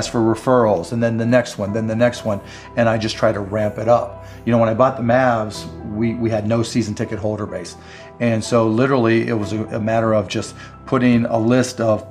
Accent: Pittsburgh, Pennsylvania, United States; I grew up in Pittsburgh

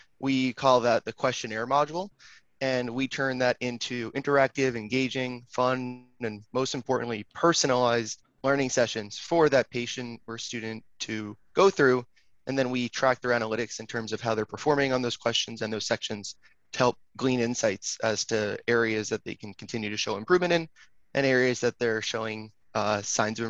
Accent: Long Island, New York, United States; also born or lived in Manhattan, New York; I am originally from Long Island, New York. I now live back in Manhattan

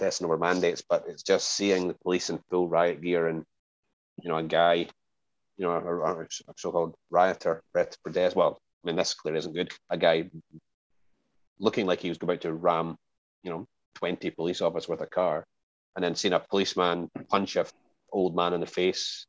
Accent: Scotland, United Kingdom; moved away; I'm from Scotland

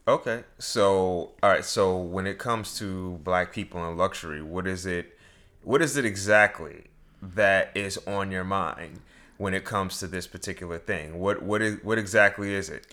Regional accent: New York, United States; growing up in New York

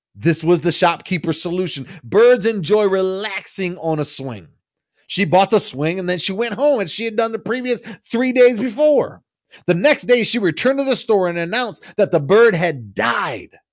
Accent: Michigan, United States; I'm from the Midwest. I'm from Michigan, and we have a lot of farmland where I'm from

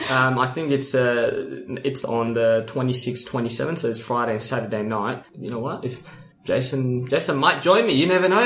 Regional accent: Sudan; now in Perth, Australia; when I came from Sudan to Perth, you know, I was homeless in Sudan, right? So migrated here as a refugee with my parents, with my mom, sorry, and my brothers and sisters, single mom, by the way.

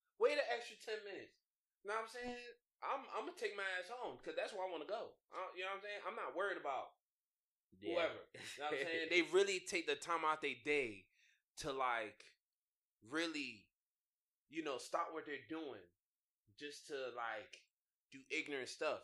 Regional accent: United States; moved away as an adult; now in China; I'm America

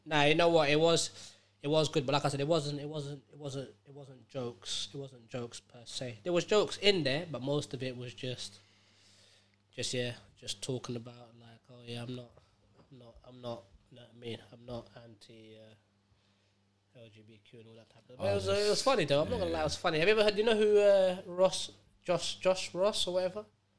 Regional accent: Jersey; I'm like, Jersey. I'm from Jersey, dog. I'm like, where are all these Americans?

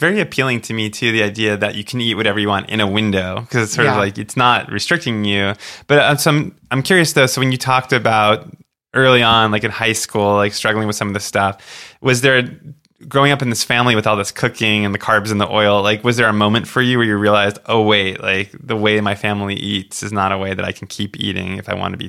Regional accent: Boca Raton, Florida, United States; also born or lived in Long Island, New York; Well, New York and then Boca Raton, Florida.

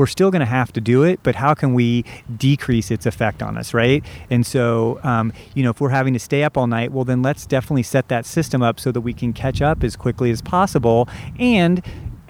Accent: Southern Indiana, United States; moved away as an adult; also born or lived in Santa Cruz, California; I grew up in Southern Indiana

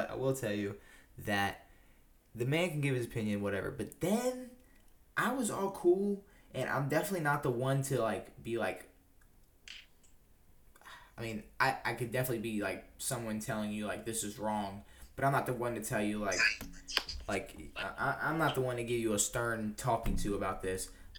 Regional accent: Maryland, United States; …, Orioles. I'm from Maryland.

